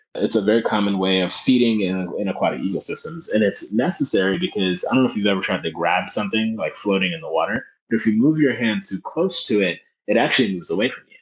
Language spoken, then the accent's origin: English; Philadelphia, Pennsylvania, United States; i grew up in North Philadelphia